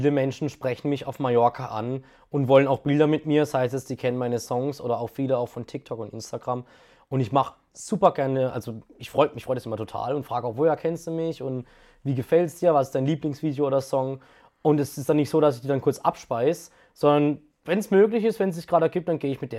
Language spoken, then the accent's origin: German; Karlsruhe, Baden-Württemberg, Germany; Baden ist meine Heimat, Karlsruhe ist meine Heimat. Und ich kann mir auch nicht vorstellen, dass ich hier wegziehe.